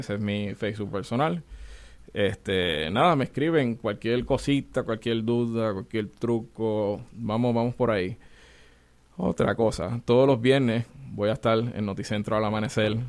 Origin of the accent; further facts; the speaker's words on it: Puerto Rico; de 18 chefs, yo soy el único puertorriqueño